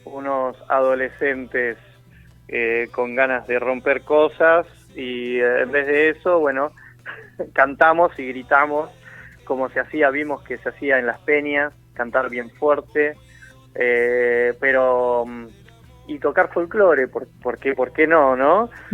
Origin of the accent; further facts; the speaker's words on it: Buenos Aires, Argentina; somos todos porteños